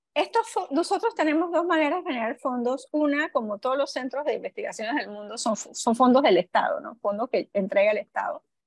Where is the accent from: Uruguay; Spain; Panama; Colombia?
Panama; nosotros como panameños